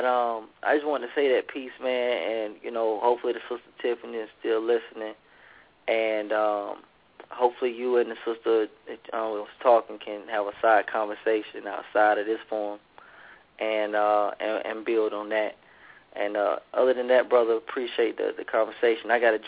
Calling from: Atlanta, Georgia, United States; Calling from Atlanta.

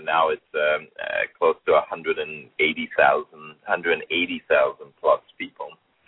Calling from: Atlanta, Georgia, United States; I'm calling in from Atlanta, Georgia tonight.

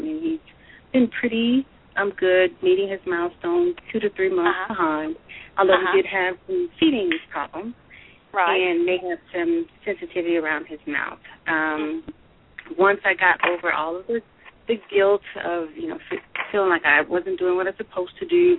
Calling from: Denver, Colorado, United States; I'm calling from Denver.

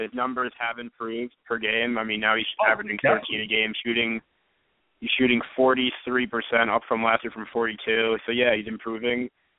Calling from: Manhattan, New York, United States; from Manhattan.

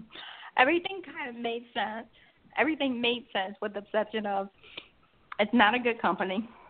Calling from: Georgia, United States

